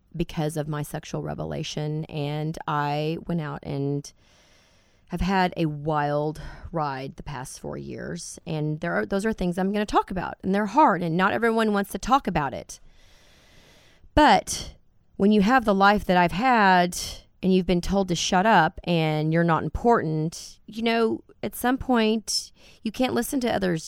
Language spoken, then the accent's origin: English; Dallas, Texas, United States; I'm from Dallas, born and raised in this crazy, very biblical town that we live